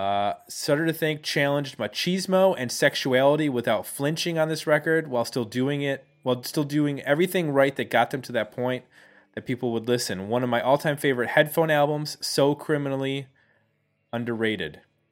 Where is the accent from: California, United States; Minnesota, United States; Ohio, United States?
Ohio, United States; Cleveland; because we didn't grow up, at least for me and Nathan, in DC. We grew up in Cleveland.